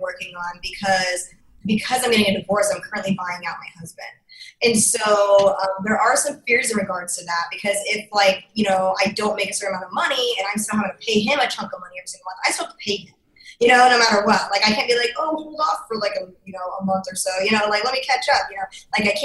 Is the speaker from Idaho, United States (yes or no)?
yes; Idaho, United States; I'm from Idaho. I was like the only girl in my school with a mohawk